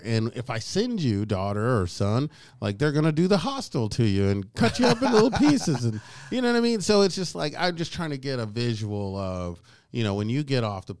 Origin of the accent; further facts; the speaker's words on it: Oklahoma, United States; No, I'm from Oklahoma.